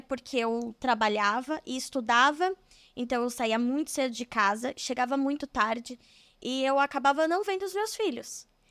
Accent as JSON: {"language": "Portuguese", "town": "São Bernardo do Campo", "region": "São Paulo", "country": "Brazil", "said": "Eu sou de São Paulo, é São Bernardo do Campo, mas como é uma cidade do ladinho, a gente já fala que é de São Paulo"}